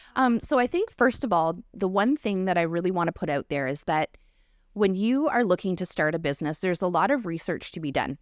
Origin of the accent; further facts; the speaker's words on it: Kettle and Stony Point First Nation, Ontario, Canada; also born or lived in London, Ontario / North Bay, Ontario / Kenora, Ontario; now in Kincardine, Canada; I grew up in Kettle and Stony Point, First Nation